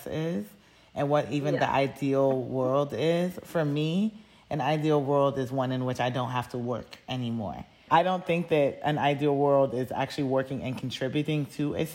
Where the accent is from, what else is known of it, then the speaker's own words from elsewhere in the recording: United States; being American